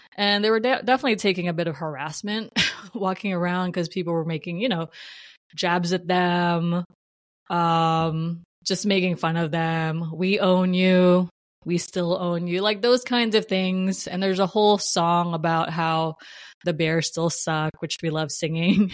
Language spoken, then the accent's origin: English; New Jersey, United States; moved away; I'm from New Jersey and I should probably be either uh, Giants or Jets fans